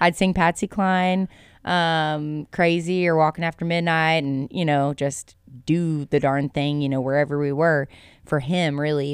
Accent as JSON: {"language": "English", "town": "Lewisville", "region": "Texas", "country": "United States", "tie": "born or raised there", "also_born_or_lived": "Thackerville, Oklahoma", "moved": "as an adult", "lives_now": "West Texas, United States", "said": "I grew up in North Texas. So Louisville is where I was born and raised"}